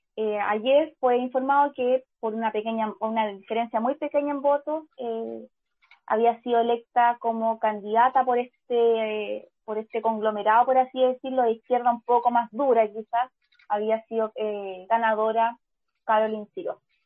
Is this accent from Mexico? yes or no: no; Chile; como, chilenos